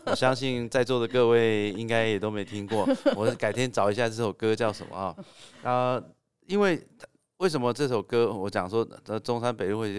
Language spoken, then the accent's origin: Chinese; Taipei, Taiwan; 对，我是台北人哦